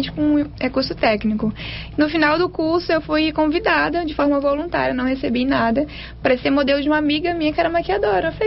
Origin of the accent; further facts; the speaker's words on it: Vitória, Espírito Santo, Brazil; also born or lived in Linhares; Eu nasci em Linhares e vim para Vitória com dois anos de idade.